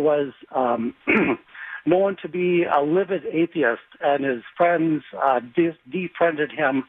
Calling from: Shorewood, Minnesota, United States; I'm calling from Shorewood.

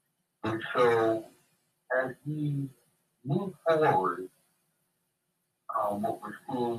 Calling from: Springfield, Missouri, United States; Al from Springfield, Missouri.

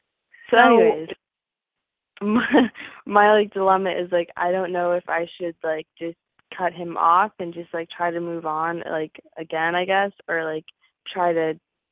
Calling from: Florida, United States; I'm 19, and I'm calling from Florida.

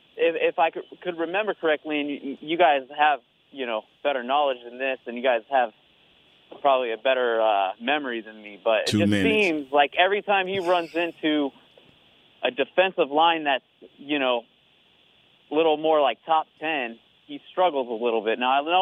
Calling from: San Bernardino, California, United States; I'm from Southern California, San Bernardino.

